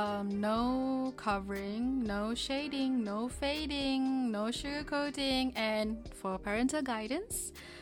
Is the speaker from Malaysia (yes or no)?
yes; Malaysia; moved away as an adult; now in South Korea; I was born and raised in Malaysia for most of my life. I'm also a student in South Korea.